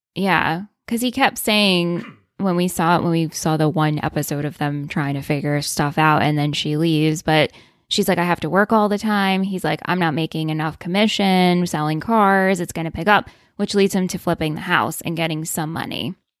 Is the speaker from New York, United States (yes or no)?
yes; New York, United States; in my mind as being a New Yorker